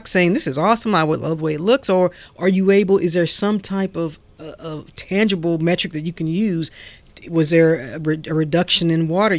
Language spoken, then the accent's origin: English; St. Louis, Missouri, United States; now in Atlanta, United States; I'm from St. Louis